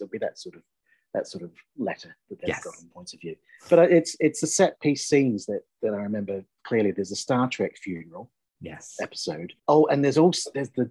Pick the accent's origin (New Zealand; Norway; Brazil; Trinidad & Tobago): New Zealand; moved away; also born or lived in Belfast, Northern Ireland / Manchester; I'm a Kiwi. I'm originally born and brought up in New Zealand.